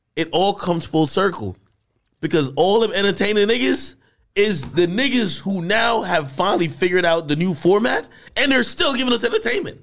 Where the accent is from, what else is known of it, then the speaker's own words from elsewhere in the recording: Jamaica; I'm Jamaican